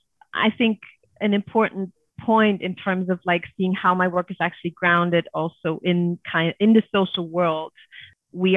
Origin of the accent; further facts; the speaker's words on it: Germany; Growing up in Germany